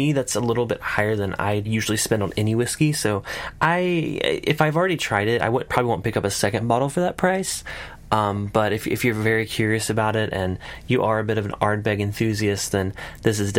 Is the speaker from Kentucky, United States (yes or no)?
no; South Carolina, United States; I'm from South Carolina, we don't have those accents.